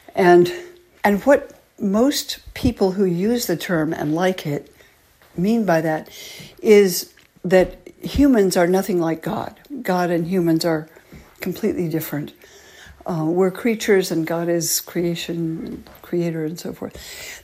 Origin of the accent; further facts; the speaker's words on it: California, United States; I grew up loving nature, being a Californian, you know, living on that beautiful coast